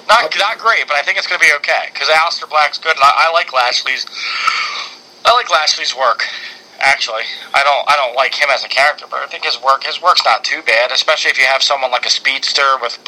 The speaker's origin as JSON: {"language": "English", "town": "Winnipeg", "region": "Manitoba", "country": "Canada", "said": "I'm from Winnipeg"}